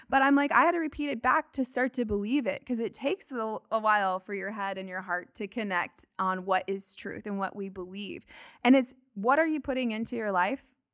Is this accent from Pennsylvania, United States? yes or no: no; Arizona, United States; I am from Arizona